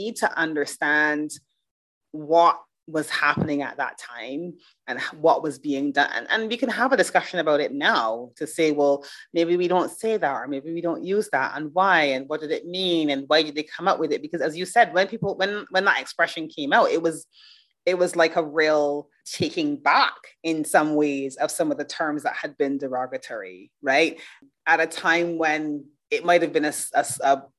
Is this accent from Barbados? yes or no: yes; Barbados; moved away; also born or lived in United Kingdom; I grew up in Barbados. I've lived in the UK.